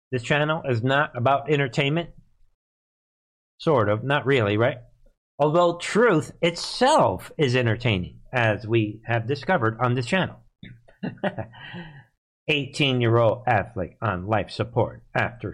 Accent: New York City, New York, United States; moved away; I'm from the Bronx, New York, originally

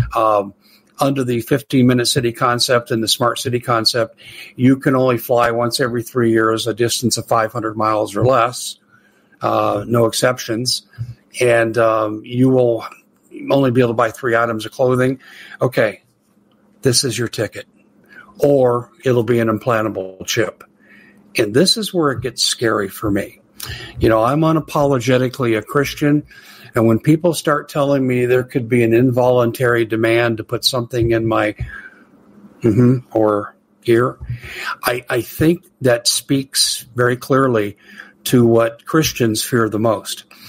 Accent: United States; being an American

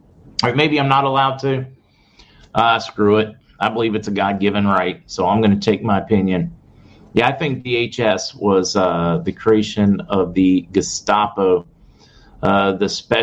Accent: Canada; I'm Canadian, and that doesn't upset me at all.

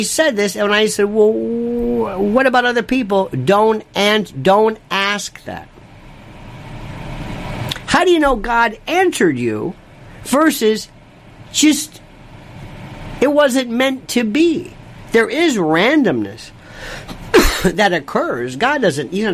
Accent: Florida, United States; I'm from Florida, a second generation cracker. By the way, cracker is a very special term. That means a native.

